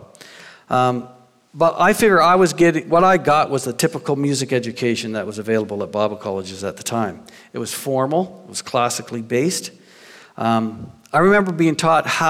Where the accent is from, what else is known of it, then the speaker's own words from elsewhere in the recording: New Brunswick, Canada; I grew up in New Brunswick